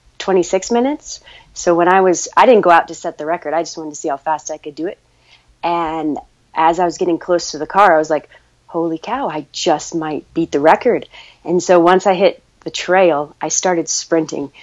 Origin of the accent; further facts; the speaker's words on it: Ouray, Colorado, United States; I grew up in Ouray, Colorado, so I was just surrounded by the mountains